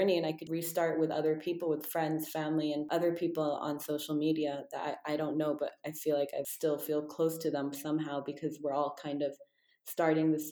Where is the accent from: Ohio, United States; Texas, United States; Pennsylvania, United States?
Texas, United States; I was born in Texas